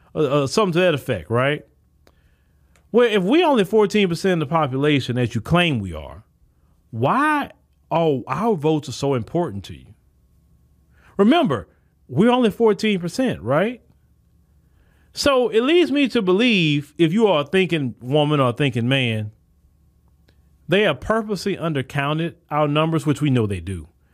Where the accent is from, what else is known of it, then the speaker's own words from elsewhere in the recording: Port Arthur, Texas, United States; I'm coming from Port Arthur. I'm not talking about a Houston or a Dallas or something like that. I'm talking about a s, Port Arthur, Texas, small like